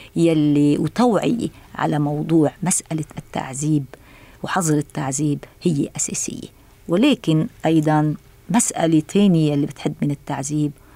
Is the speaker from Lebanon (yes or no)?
yes; Lebanon; أنا كلبنانية ورئيسة اللجنة